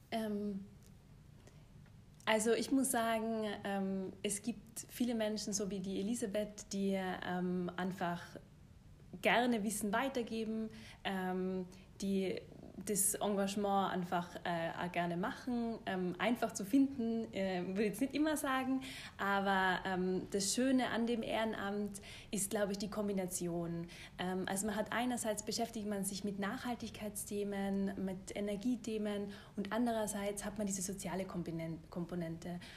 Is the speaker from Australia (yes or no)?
no; Tyrol, Austria; also born or lived in Germany; Äh, ich bin Tirolerin, ähm, habe dann lang in Deutschland studiert und gearbeitet und habe mir aber dann gedacht, ich will wieder zurück in die Berge